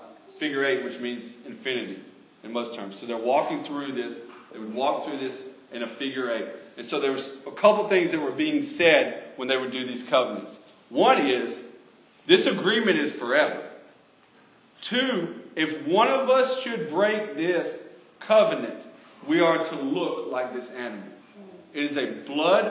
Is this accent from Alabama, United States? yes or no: yes; Alabama, United States; I'm from Alabama.